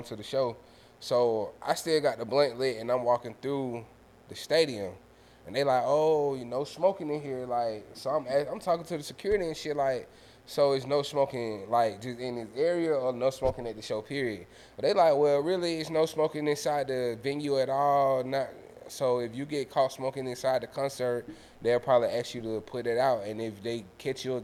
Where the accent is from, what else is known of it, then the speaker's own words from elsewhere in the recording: Atlanta, Georgia, United States; me being from the city for real